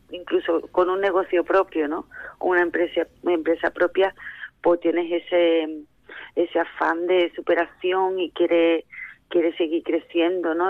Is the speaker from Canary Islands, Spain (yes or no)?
no; Jimena de la Frontera, Andalusia, Spain; soy de Jimena de la Frontera